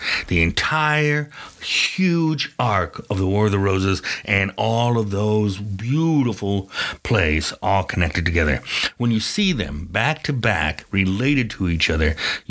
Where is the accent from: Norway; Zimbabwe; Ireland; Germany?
Ireland; because I'm Irish and we try to get the most out of everything.